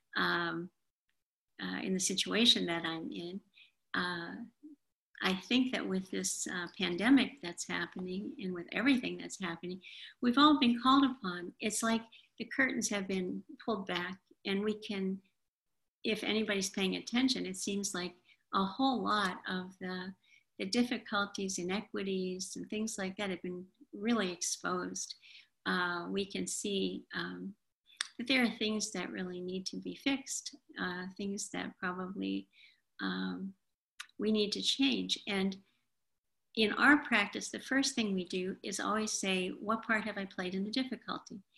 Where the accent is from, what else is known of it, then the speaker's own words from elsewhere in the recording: Appalachia, United States; I'm from Appalachia